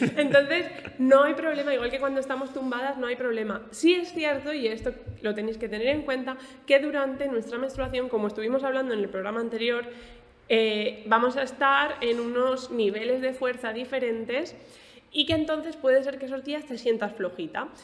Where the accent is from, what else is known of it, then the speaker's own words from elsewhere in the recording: Alicante, Valencian Community, Spain; now in Murcia, Spain; yo soy de Alicante